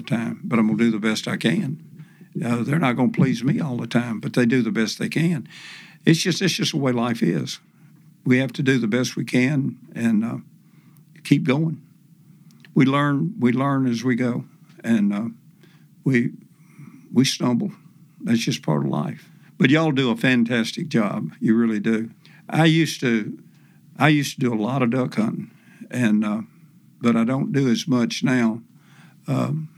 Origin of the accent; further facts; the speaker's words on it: Tennessee, United States; my home state of Tennessee